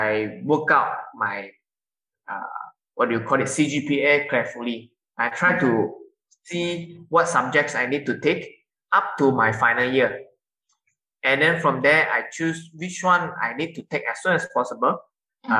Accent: Sabah, Malaysia; now in Johor Bahru, Malaysia; I'm from Sabah

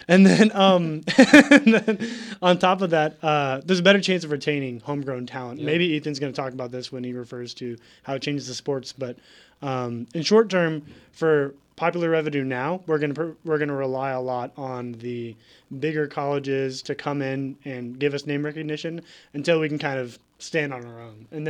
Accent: St. Charles, Missouri, United States; tell people I'm from St. Charles

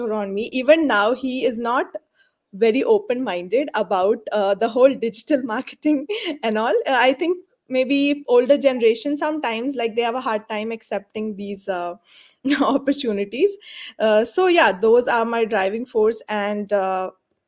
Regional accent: India; moved away as an adult; now in Dubai, United Arab Emirates; I am from India, but I am a resident of UAE

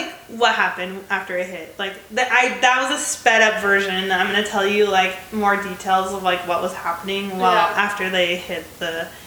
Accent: United States; accent: American; my American accent

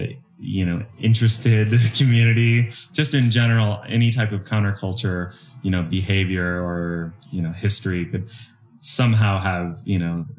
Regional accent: Portland, Oregon, United States; I'm from Portland.

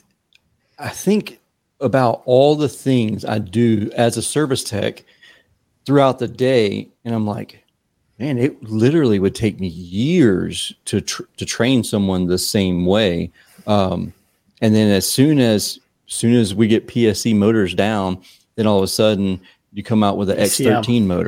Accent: Savannah, Georgia, United States; I'm from the South

